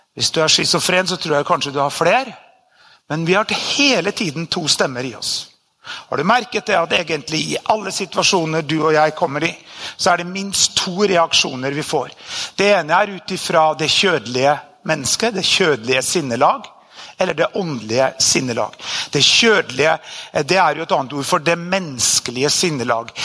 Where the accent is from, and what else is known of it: Norway; born or raised there